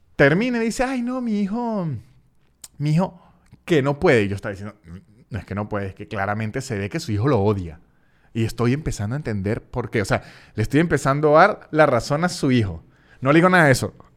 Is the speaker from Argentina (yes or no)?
no; Venezuela; moved away